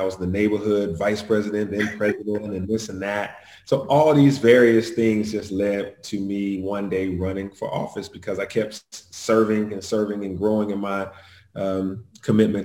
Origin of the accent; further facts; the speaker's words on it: Atlanta, Georgia, United States; also born or lived in Los Angeles / Houston / Evansville, Indiana; I was born and raised in Atlanta